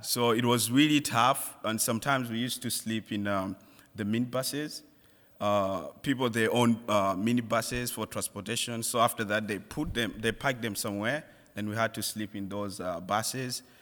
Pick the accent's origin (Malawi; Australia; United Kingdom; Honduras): Malawi; moved away; I'm from Malawi.